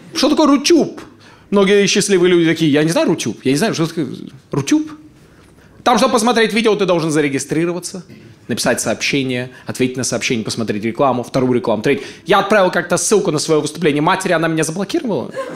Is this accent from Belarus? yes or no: no; Ust-Kamenogorsk, East Kazakhstan Region, Kazakhstan; moved away as an adult; now in Moscow, Russia; Усть-Каменогорска, моего родного города